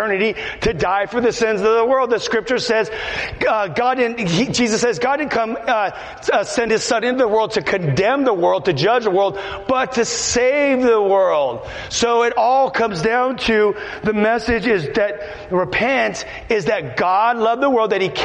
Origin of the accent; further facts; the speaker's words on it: Los Angeles, California, United States; I'm from Los Angeles.